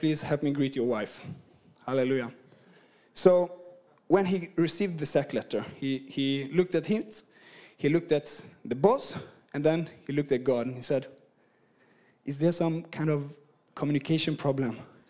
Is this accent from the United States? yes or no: no; Sweden; English is a second language; You know, I'm from Sweden and I've been across the world. My accent is just messed up. So I hope you can understand me, at least half of what I'm saying.